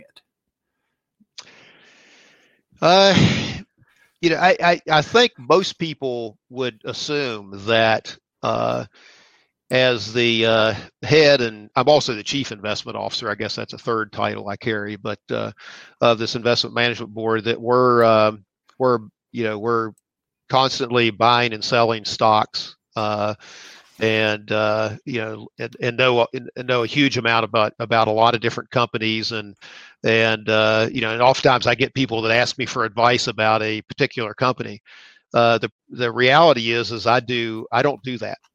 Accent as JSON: {"language": "English", "town": "Cross Lanes", "region": "West Virginia", "country": "United States", "tie": "born or raised there", "also_born_or_lived": "Nitro, West Virginia", "said": "I'm just a guy from West Virginia. I grew up in Nitro or I mean, cross lanes, but went to school, high school at Nitro, West Virginia"}